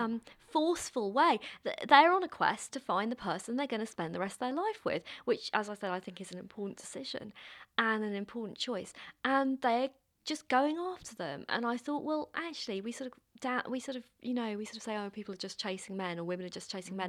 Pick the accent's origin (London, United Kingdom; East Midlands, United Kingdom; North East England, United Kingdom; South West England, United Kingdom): London, United Kingdom; I grew up in London